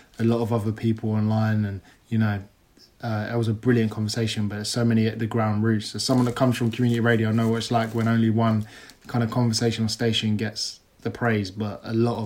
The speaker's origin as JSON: {"language": "English", "area": "Kent", "region": "South East England", "country": "United Kingdom", "tie": "born or raised there", "moved": "as an adult", "lives_now": "London, United Kingdom", "said": "growing up in Kent is completely different."}